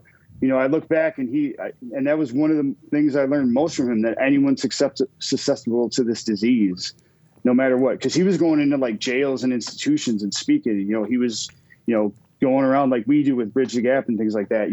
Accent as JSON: {"language": "English", "region": "Minnesota", "country": "United States", "also_born_or_lived": "Wisconsin", "moved": "yes", "lives_now": "Green Bay, United States", "said": "I'm from Minnesota too"}